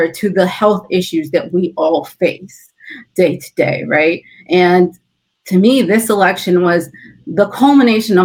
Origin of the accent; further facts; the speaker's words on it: California, United States; moved away; I'm originally from California, that is where my family is based out